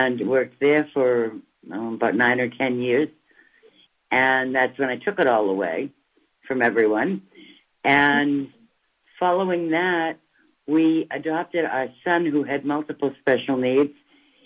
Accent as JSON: {"language": "English", "area": "Boston area", "region": "Massachusetts", "country": "United States", "tie": "born or raised there", "also_born_or_lived": "Cambridge, Massachusetts", "said": "I am originally from the Boston area, about 7 miles northwest of Boston"}